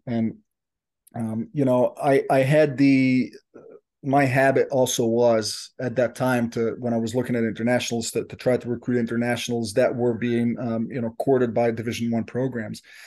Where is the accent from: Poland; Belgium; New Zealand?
Belgium; moved away as an adult; I'm from Belgium originally